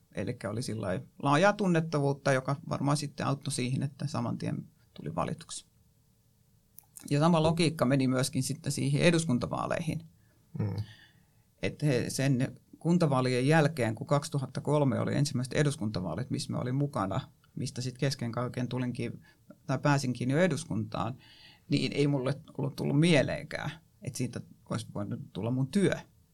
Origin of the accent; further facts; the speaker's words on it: Kotka, Kymenlaakso, Finland; se on mun kotikaupunki ja itse asiassa mun syntymäpaikkana lukee Karhula